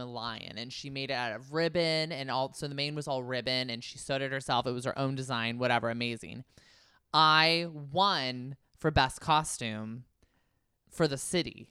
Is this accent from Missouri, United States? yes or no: no; Concord, California, United States; I'm from Concord, California, the same city that Tom Hanks is from